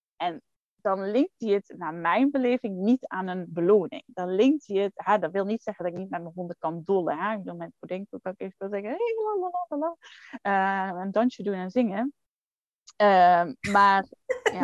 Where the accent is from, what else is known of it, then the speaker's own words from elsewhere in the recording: Netherlands; als Nederlanders